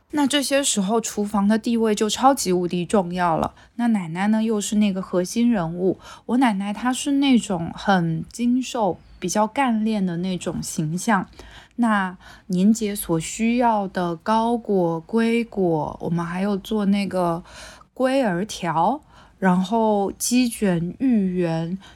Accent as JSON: {"language": "Chinese", "town": "Quanzhou", "region": "Fujian", "country": "China", "tie": "born or raised there", "said": "我爸妈已经迁到泉州市区里了，所以是每周末回去一趟老家"}